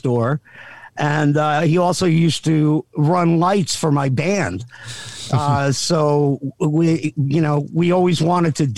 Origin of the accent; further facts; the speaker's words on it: South Amboy, New Jersey, United States; I grew up in a little town called South Amboy, but was born in Jersey City